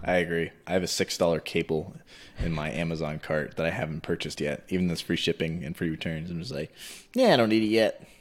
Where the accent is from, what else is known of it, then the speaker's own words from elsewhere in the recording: Texas, United States; also born or lived in New Jersey; I born and raised in Texas. Lived in New Jersey last year. Now I'm back here.